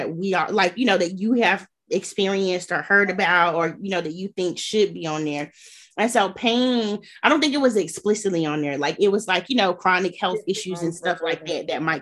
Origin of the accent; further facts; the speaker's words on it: Gulf Coast, United States; I'm from the Gulf Coast